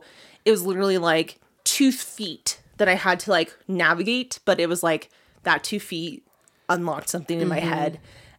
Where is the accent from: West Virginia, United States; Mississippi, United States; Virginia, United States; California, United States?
California, United States; also born or lived in New Mexico; I'm a California girl.